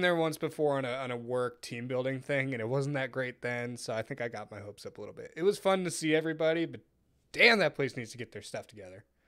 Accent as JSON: {"language": "English", "town": "Dallas", "region": "Texas", "country": "United States", "said": "from Dallas"}